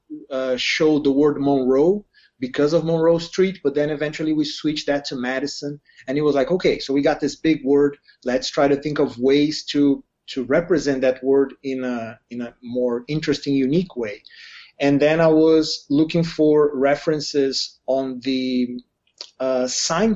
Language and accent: English; Brazil; moved away; I'm from Brazil